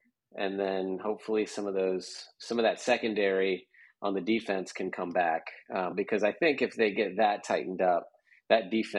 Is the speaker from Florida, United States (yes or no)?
yes; Tampa, Florida, United States; when I was growing up in Tampa